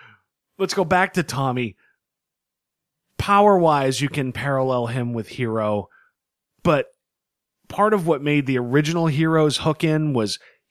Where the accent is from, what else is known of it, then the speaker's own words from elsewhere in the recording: Boston, Massachusetts, United States; I'm from Boston, and I say, watching New York explode, only half a good time.